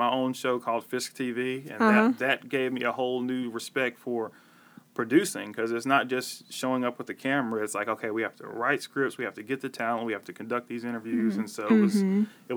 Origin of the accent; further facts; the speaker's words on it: Nashville, Tennessee, United States; now in Memphis, United States; I'm from Nashville